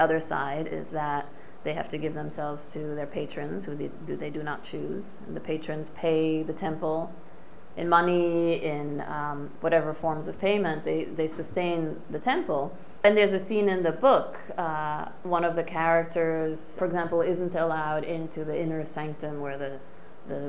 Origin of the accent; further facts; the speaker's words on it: Paris, Île-de-France, France; moved away as an adult; I grew up in Paris, in France.